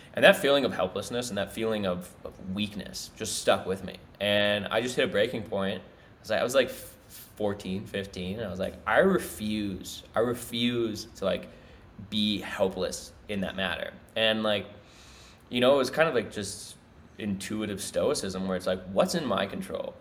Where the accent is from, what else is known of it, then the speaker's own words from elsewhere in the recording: Minnesota, United States; now in South America; my family moved out of Minnesota